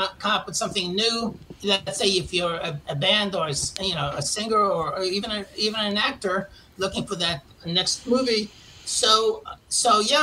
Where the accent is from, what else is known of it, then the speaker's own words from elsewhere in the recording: New York City, New York, United States; accent: New York; moved away as an adult; if you can't tell from my accent, I'm from originally from Queens, New York.